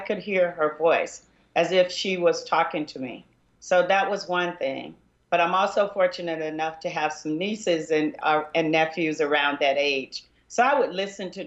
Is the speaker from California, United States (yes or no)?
no; Arkansas, United States; I'm from Arkansas